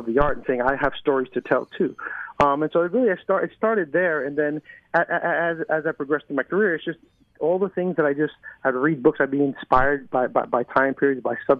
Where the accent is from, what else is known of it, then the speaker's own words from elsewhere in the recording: New York City, New York, United States; now in Los Angeles, United States; I'm from New York City. I grew up in the projects in the hood in New York City